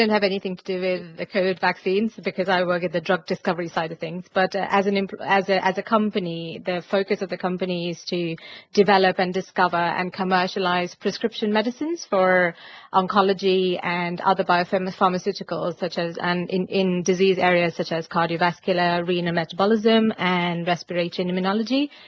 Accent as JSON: {"language": "English", "country": "India", "said": "so I'm originally from India um, and I, I did my undergraduate uh, over there in biotechnology"}